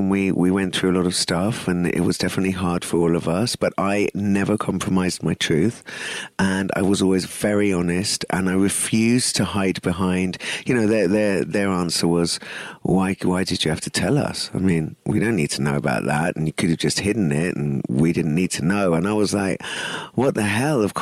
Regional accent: India; And of course, I'm Indian.

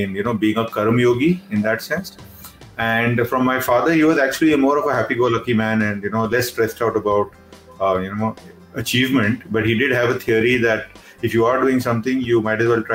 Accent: Mumbai, Maharashtra, India; I'm a city bred boy. I've always grown up in Bombay, lived in Bombay

